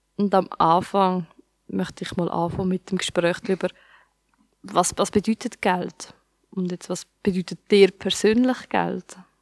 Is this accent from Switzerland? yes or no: yes; Switzerland; ich bin in der Schweiz aufgewachsen